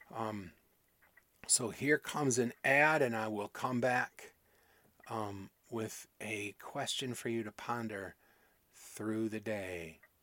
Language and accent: English; Michigan, United States; where I grew up in Michigan